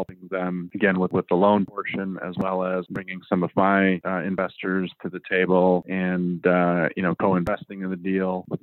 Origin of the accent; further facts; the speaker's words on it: Chicago, Illinois, United States; moved away as an adult; also born or lived in Southwest Colorado; I moved out to Southwest Colorado. I'm from Chicago